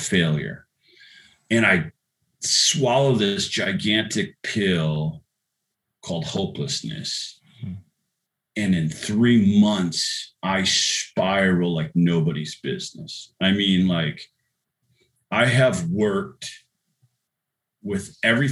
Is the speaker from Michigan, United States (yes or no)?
no; La Crosse, Wisconsin, United States; a poor boy growing up in La Crosse, Wisconsin.